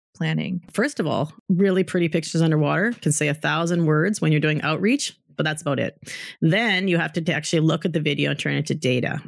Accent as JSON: {"language": "English", "town": "Calgary", "region": "Alberta", "country": "Canada", "tie": "born or raised there", "moved": "yes", "said": "I grew up in Calgary too"}